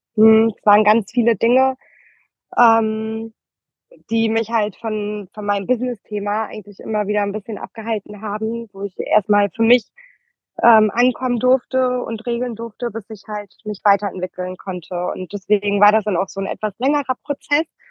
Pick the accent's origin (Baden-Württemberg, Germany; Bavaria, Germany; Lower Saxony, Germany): Lower Saxony, Germany; Oldenburg; moved away as an adult; also born or lived in Berlin; tatsächlich komme ich aus ähm, Oldenburg